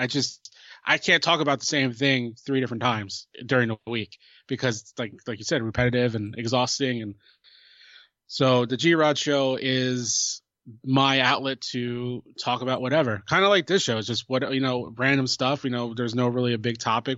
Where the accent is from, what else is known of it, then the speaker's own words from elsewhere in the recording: New Jersey, United States; I'm from New Jersey